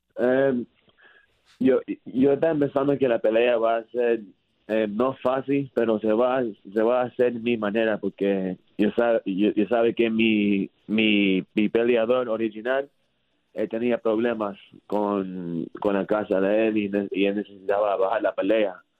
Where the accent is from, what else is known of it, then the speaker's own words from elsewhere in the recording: Miami, Florida, United States; Spanish is a second language; yo era de Miami, Florida